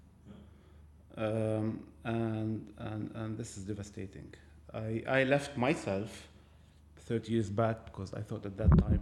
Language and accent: English; Lebanon; moved away as an adult; this is my home country. I belong here